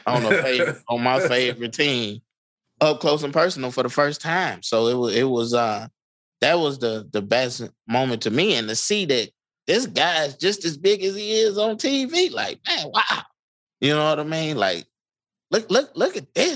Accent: Chicago, Illinois, United States; growing up in Englewood

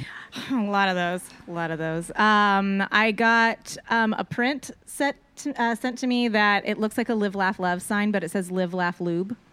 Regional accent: Austin, Texas, United States; I'm originally from Austin, Texas.

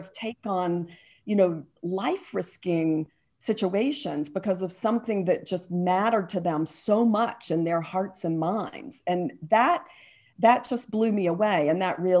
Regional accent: Atlanta, Georgia, United States; I grew up in Atlanta, and the movie business that is there now wasn't there then

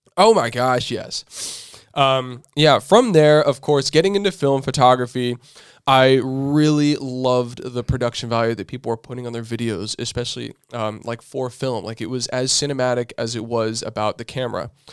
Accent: Southern California, United States; we're growing up in Southern California

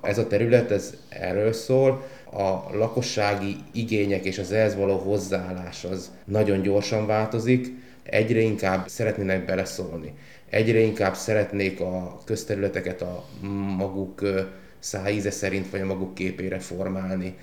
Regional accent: Tornyospálca, Szabolcs-Szatmár-Bereg, Hungary; moved away as an adult; also born or lived in Pécs / Gödöllő; én a gyümölcskertészetben nőttem fel otthon Szabolcsba

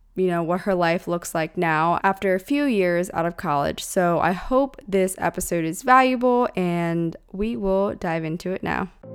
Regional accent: Pennsylvania, United States; also born or lived in Orange County, California; now in Los Angeles, United States; I grew up in Pennsylvania, then hopped over to SoCal, started out in O C first, and then made my way up to L A.

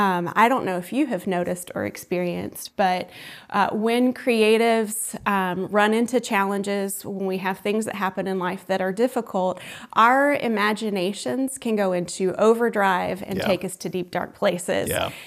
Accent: Columbus, Georgia, United States; also born or lived in New York / Los Angeles; Well, as I mentioned, I am from Columbus, Georgia, so my family is here.

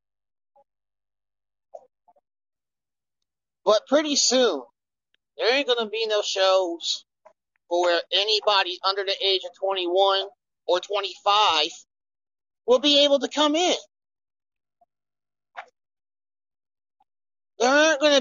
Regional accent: Kansas City, United States; my hometown, Kansas City.

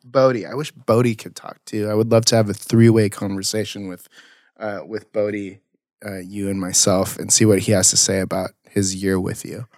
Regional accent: Las Flores, California, United States; I went to high school in, um, like, Las Flores, South Orange County.

